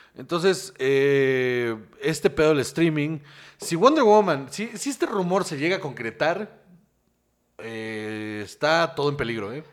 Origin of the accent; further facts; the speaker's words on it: Guaymas, Sonora, Mexico; now in Mexico City, Mexico; de donde yo soy, o sea, donde yo crecí, eh, un respeto a mi Guaymas Sonora